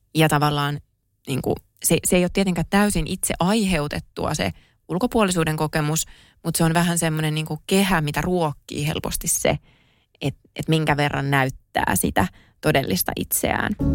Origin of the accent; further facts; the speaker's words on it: Kouvola, Kymenlaakso, Finland; moved away as an adult; kun mä asuin elämäni ekat 18 vuotta Kouvolassa